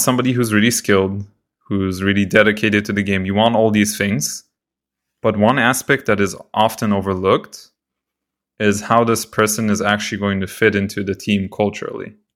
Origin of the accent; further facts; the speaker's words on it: Israel; moved away; also born or lived in Canada; I'm from Israel